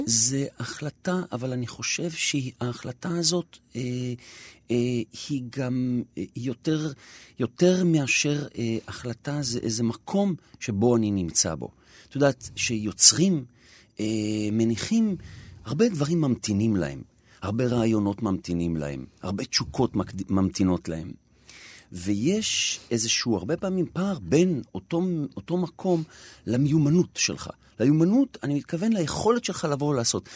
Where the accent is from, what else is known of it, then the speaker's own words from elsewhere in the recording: Jerusalem, Jerusalem District, Israel; גדלתי בנחלאות